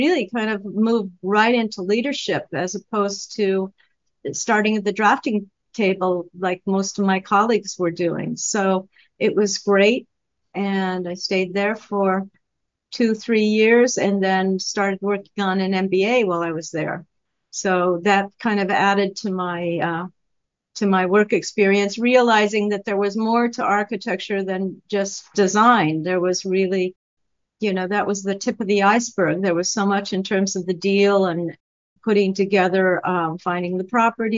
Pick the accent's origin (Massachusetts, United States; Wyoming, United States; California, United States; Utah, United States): Wyoming, United States; moved away as an adult; also born or lived in Arizona; now in New York, United States; I grew up in Wyoming, went to college off to Sun Country, to Arizona